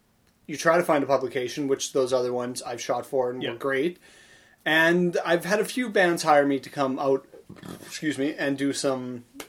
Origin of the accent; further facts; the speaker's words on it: Saskatchewan, Canada; moved away as an adult; also born or lived in Estevan, Saskatchewan / Regina, Saskatchewan; now in Winnipeg, Canada; even before I moved to Winnipeg from Saskatchewan. Yes, I'm from Saskatchewan.